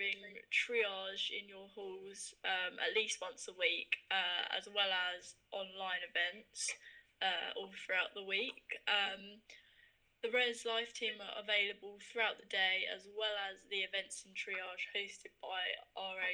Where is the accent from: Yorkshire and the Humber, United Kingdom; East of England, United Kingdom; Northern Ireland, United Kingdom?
East of England, United Kingdom; Hertfordshire; I'm from Hertfordshire, and I do law